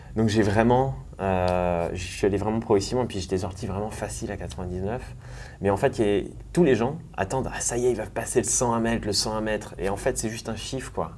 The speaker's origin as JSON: {"language": "French", "town": "Thonon-les-Bains", "region": "Auvergne-Rhône-Alpes", "country": "France", "tie": "born or raised there", "lives_now": "Annecy, France", "said": "je suis né à Tonon-les-Bains au bord du lac Léman"}